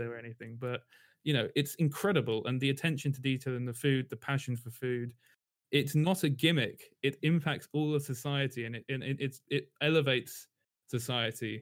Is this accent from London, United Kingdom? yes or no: yes; London, United Kingdom; also born or lived in Tokyo, Japan; I'm from London, actually, I was born in London